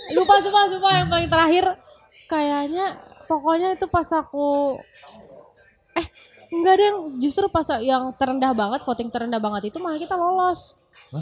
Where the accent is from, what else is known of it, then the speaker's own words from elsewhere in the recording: Makassar, South Sulawesi, Indonesia; aku sendiri juga dari Makassar